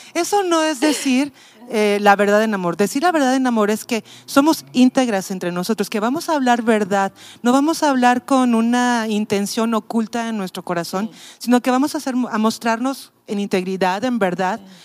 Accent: Mexico City, Mexico; moved away as an adult; now in Tepic, Mexico; yo soy de la Ciudad de México, ya tengo 18 años viviendo aquí.

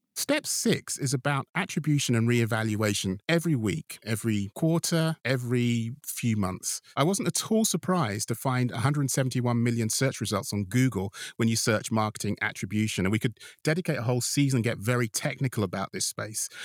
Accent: United Kingdom; I'm a Brit

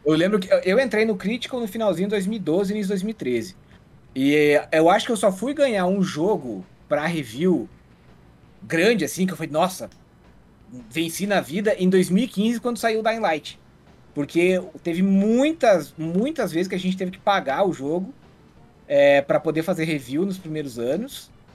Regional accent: Água Doce, Santa Catarina, Brazil; A minha família é aqui da, do meio oeste, né? Eu nasci numa cidadezinha chamada Água Doce

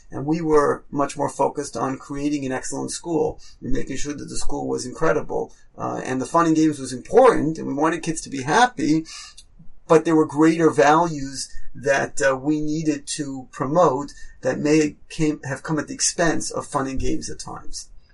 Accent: New York, United States; moved away as an adult; also born or lived in Israel; now in Toronto, Canada; I grew up in New York. Uh, I was a typical New Yorker in many ways

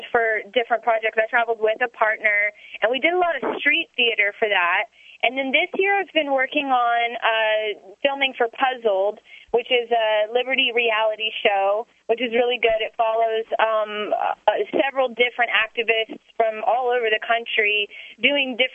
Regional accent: the South, United States; moved away as an adult; now in New Hampshire, United States; I am from the South

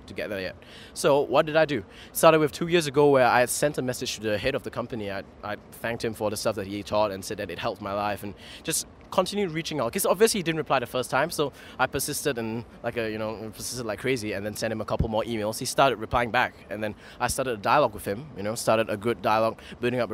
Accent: Singapore; I'm a Singaporean

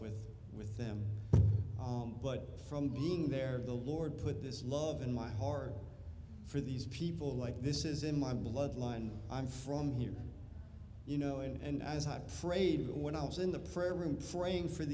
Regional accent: United States; I'm an American. That's just who I am. I'm just American.

